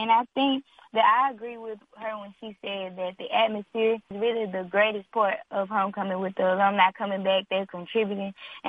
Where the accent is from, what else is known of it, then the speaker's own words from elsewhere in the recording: Arcadia, Louisiana, United States; I am from Arcadia, Louisiana. It's only about 15 minutes west of Grambling. So I'm a Gremlinite. I'm a third-generation Gremlinite.